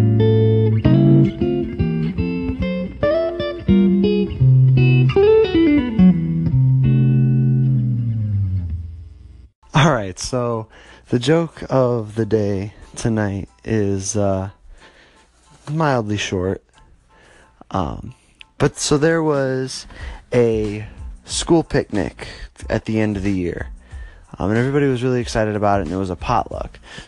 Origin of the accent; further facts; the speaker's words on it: Northwest Ohio, United States; moved away; I am originally from Northwest Ohio